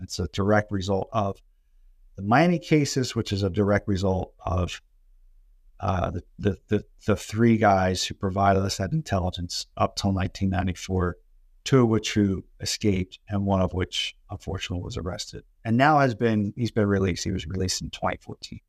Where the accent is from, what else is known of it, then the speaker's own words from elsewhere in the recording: Camden, New Jersey, United States; I was born in Camden, New Jersey